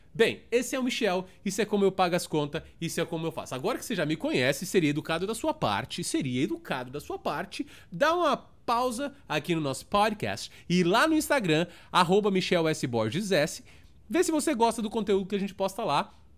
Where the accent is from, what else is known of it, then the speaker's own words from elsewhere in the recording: São Paulo, Brazil; moved away as an adult; also born or lived in Toronto, Canada / Kitchener, Canada; now in Orlando, United States; sou de São Paulo, na Zona Sul, nasci em Santo Amaro, realmente, São Paulista da gema mesmo